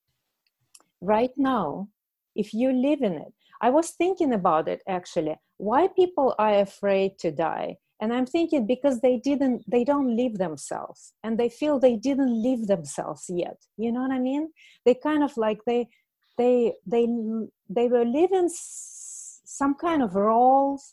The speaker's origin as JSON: {"language": "English", "country": "Russia", "second_language": "English", "moved": "yes", "said": "I'm from Russia, so when I was a child"}